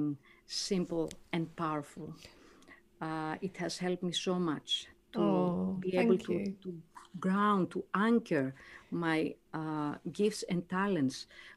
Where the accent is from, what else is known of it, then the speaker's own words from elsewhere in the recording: Greece; moved away as an adult; now in Gold Coast, Australia; I'm from Greece.